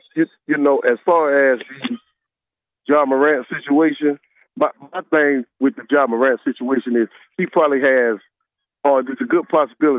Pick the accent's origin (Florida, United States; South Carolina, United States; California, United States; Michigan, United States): Florida, United States; Atlantic Beach; I'm from the Beach, Atlantic Beach, okay, in Jacksonville.